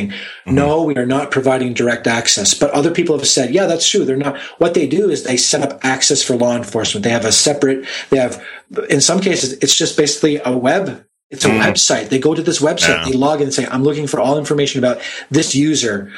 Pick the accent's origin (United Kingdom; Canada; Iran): Canada; being Canadian